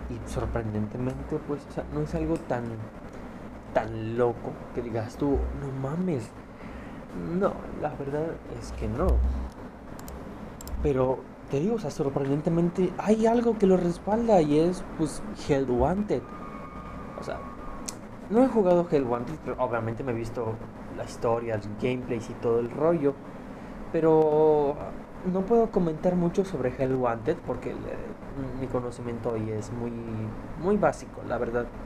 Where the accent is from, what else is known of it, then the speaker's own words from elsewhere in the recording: Mexico; pero estos estoy seguro, yo soy de México, ¿no?